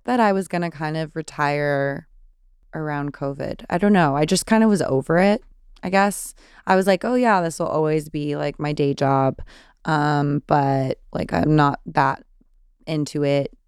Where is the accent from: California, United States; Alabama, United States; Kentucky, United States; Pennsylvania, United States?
California, United States; I'm from California